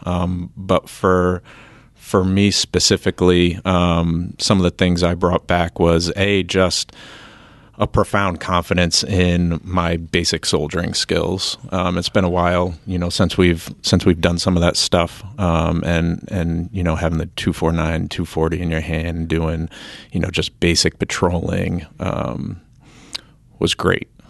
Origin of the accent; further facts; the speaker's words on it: New Hampshire, United States; we come from New Hampshire